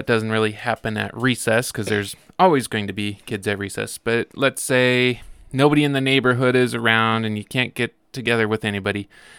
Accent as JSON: {"language": "English", "town": "Billings", "region": "Montana", "country": "United States", "tie": "born or raised there", "also_born_or_lived": "New Mexico / Oregon", "said": "So, I was born in Billings, and we moved to New Mexico when I was about 1 year old, and then over to Oregon when I was 4, and then back to Billings when I was 8."}